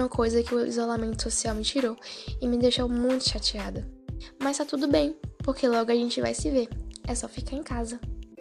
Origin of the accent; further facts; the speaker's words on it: Mato Verde, Minas Gerais, Brazil; also born or lived in Montes Claros, Minas Gerais; sou de Mato Verde, Minas Gerais. Me mudei para Montes Claros aos 14 anos